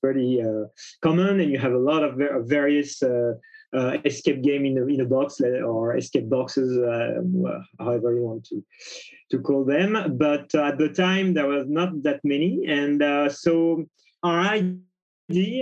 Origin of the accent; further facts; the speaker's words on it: Paris, Île-de-France, France; I'm from Paris, France